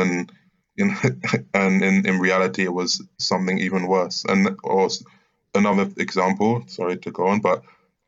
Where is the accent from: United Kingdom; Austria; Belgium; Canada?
United Kingdom; as a British journalist, follow Murray